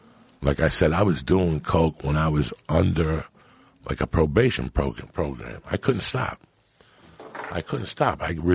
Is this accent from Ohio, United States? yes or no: no; New York, United States; moved away as an adult; also born or lived in San Francisco; I saw more violence in 6 months in San Francisco in 1985 than I saw growing up in New York.